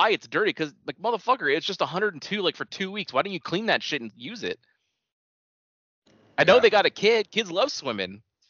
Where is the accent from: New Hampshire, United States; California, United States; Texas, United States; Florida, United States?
California, United States; born there; Yep, I was born in the Bay Area and then decided, no, we're going to the suburbs, so we came here.